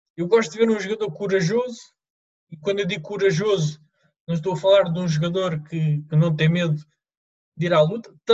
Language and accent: Portuguese; Lisbon, Portugal; sempre no clube da, da, minha, da minha terra, no Rodense